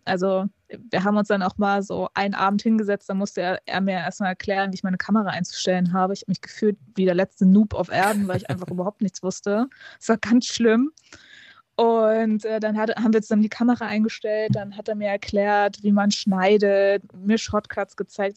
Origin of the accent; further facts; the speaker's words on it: Hamburg, Germany; ich bin ja gebürtige Hamburgerin